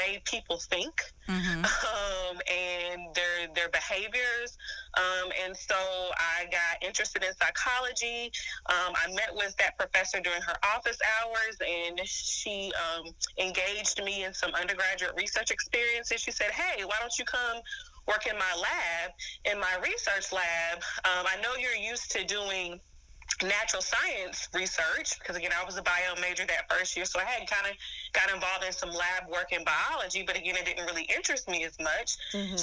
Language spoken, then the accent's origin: English; High Point, North Carolina, United States; Born and raised in High Point, North Carolina.